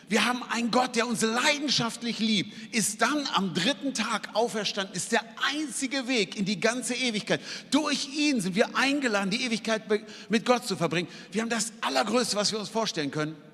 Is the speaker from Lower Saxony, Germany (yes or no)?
yes; Hanover, Lower Saxony, Germany; Ähm, ich bin aufgewachsen in Hannover ohne christlichen Hintergrund